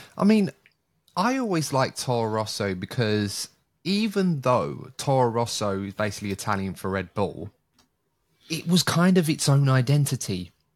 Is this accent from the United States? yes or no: no; United Kingdom; being a Brit